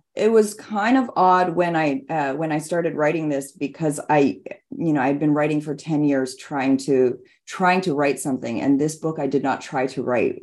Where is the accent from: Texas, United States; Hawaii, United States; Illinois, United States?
Hawaii, United States; Hilo; now in California, United States; my hometown of Hilo on the Big Island of Hawaii